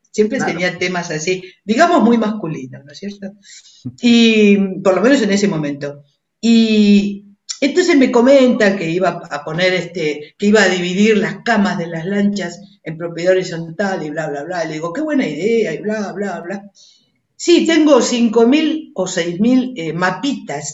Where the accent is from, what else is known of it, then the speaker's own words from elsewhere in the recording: Buenos Aires, Argentina; Nací en Devoto, en, el, en el hospital de Devoto